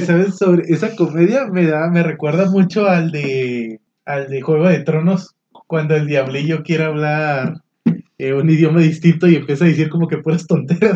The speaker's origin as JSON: {"language": "Spanish", "town": "Monclova", "region": "Coahuila", "country": "Mexico", "moved": "as an adult", "lives_now": "Saltillo, Mexico", "said": "yo soy de Monclova, tengo aquí ya siete años aquí en Saltillo"}